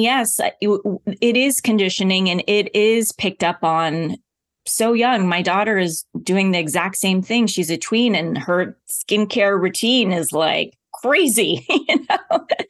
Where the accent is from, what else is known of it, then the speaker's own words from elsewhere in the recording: Oklahoma, United States; I grew up in Oklahoma.